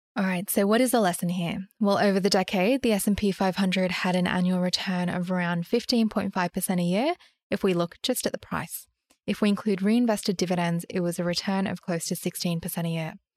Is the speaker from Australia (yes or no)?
yes; Sydney, New South Wales, Australia; I grew up in Sydney